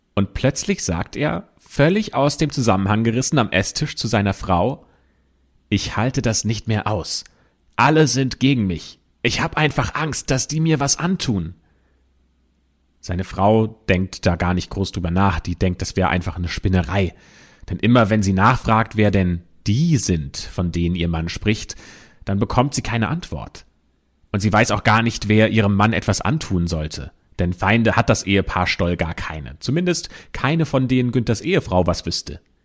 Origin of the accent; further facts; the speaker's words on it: Germany; bei uns in Deutschland